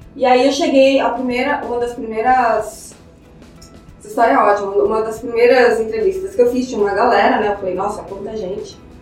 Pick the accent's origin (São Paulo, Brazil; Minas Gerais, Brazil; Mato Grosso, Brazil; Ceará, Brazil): Mato Grosso, Brazil; Cuiabá; eu sou de Cuiabá, né? Enfim, cresci, fui criada em Cuiabá